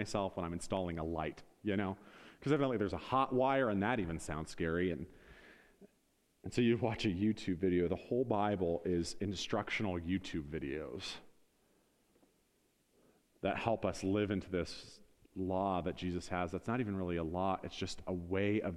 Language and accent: English; Northeast Ohio, United States; we're from Northeast Ohio